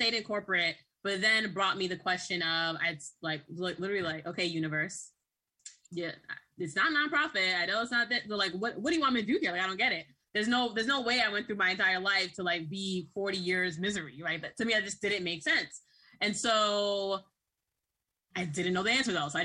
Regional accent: New York City, New York, United States; also born or lived in Boston, Massachusetts; I was raised in Brooklyn, New York, and Boston, Massachusetts

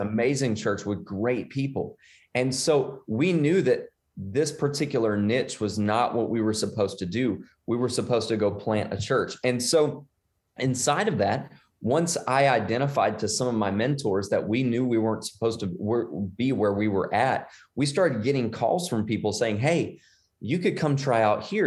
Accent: Shreveport, Louisiana, United States; moved away as an adult; now in The Woodlands, United States; I'm originally from Shreveport, Bossier City, Louisiana. Um, and I grew up there.

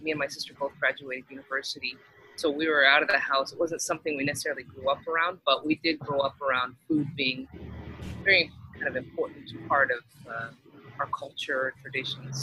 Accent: Texas, United States; moved away as an adult; now in Miami, United States; I grew up in Texas

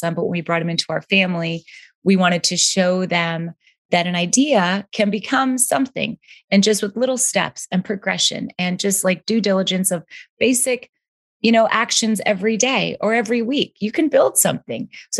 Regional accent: Canada; moved away as an adult; now in California, United States; I'm Canadian. … I came to America

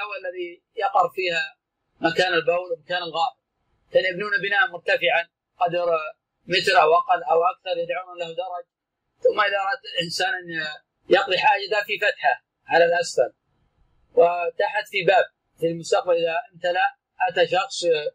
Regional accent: Najd, Saudi Arabia; كان عندنا في نجد

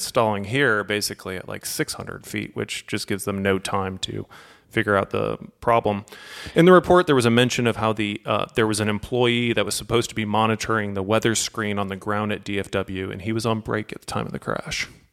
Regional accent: St. Louis, Missouri, United States; I'm from Saint Louis

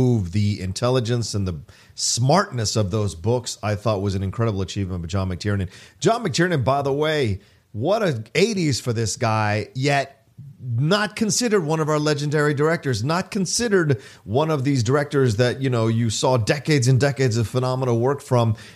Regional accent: Virginia, United States; where I grew up in Virginia

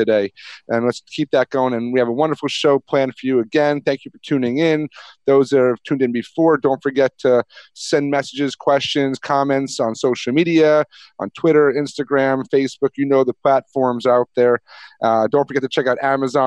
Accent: Catskill Mountains, New York, United States; I'm from what you'd consider a little bit the suburbs or more, you know, rural, the Catskill Mountains.

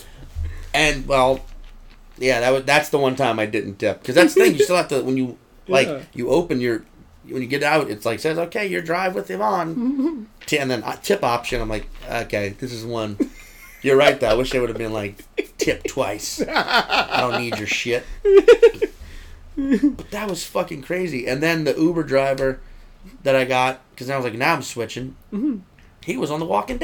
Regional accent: New Orleans, Louisiana, United States; I'm from New Orleans

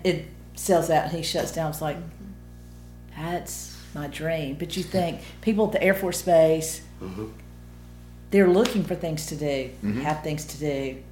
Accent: Tuscaloosa, Alabama, United States; moved away as an adult; now in Columbus, United States; I grew up in Alabama, went to Alabama, lived there all my life, and moved over here to work

